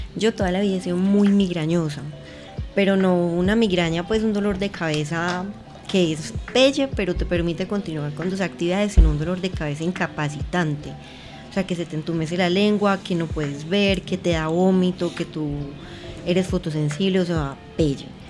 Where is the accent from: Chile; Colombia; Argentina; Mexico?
Colombia; Pereira, Risaralda; moved away as an adult; also born or lived in Santa Rosa de Cabal; now in Medellín, Colombia; nací en Pereira en el eje cafetero, bueno, no nací en Santa Rosa de Cabal, me crié en Pereira en el eje cafetero